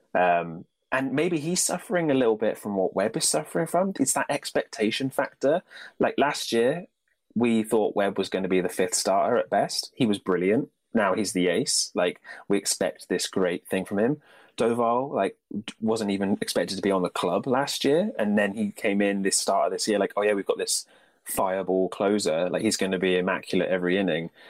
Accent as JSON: {"language": "English", "country": "United Kingdom", "said": "being British"}